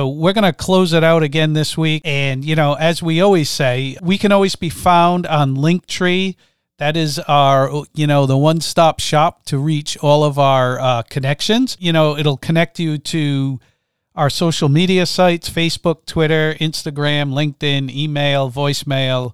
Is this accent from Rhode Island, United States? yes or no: yes; Rhode Island, United States; I'm from Rhode Island.